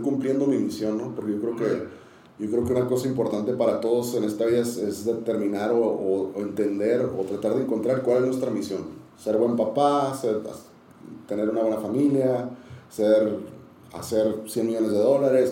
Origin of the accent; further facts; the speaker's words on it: Tijuana, Baja California, Mexico; also born or lived in San Diego; Yo crecí, soy de San Diego, pero crecí en Tijuana, soy tijuanense, más que, más que sandiguino